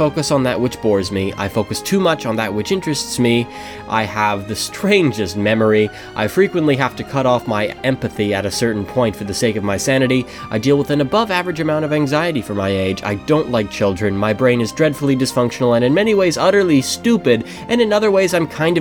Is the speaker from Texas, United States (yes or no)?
no; Delaware, United States; I was born and raised in Delaware, and I'm the oldest of five.